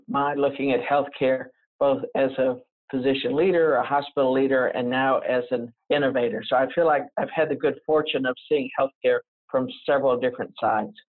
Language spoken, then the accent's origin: English; the South, United States; accent: Southern; I'm from the South, so I have some Southern phrases, one of which is we're fixing